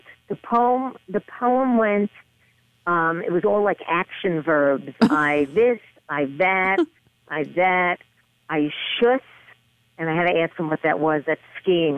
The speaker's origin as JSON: {"language": "English", "town": "New York City", "region": "New York", "country": "United States", "said": "I was from Little Neck, Queens, 25 miles away"}